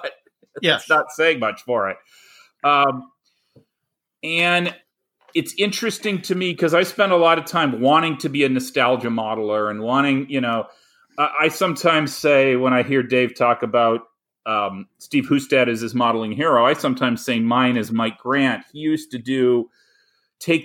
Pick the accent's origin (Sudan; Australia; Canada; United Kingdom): Canada; moved away as an adult; now in United States; I grew up in Canada